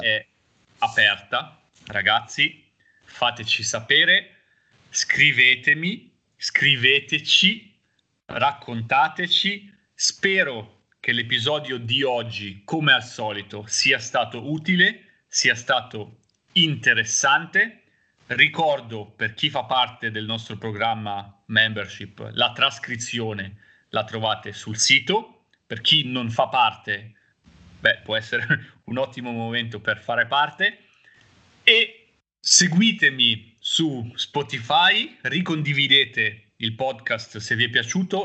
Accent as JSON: {"language": "Italian", "town": "Busto Arsizio", "region": "Lombardy", "country": "Italy", "tie": "born or raised there", "moved": "yes", "lives_now": "Genoa, Italy", "said": "siamo entrambi nati e cresciuti a Busto Arsizio"}